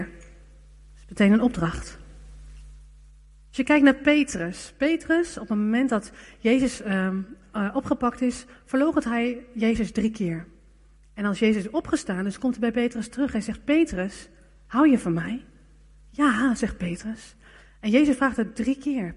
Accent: Netherlands

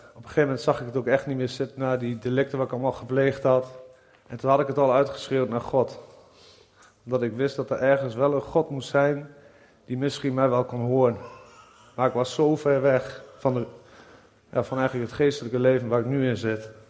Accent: Nieuwleusen, Overijssel, Netherlands; ik ben 39 jaar en ik kom uit Nieuw-Leuzen.

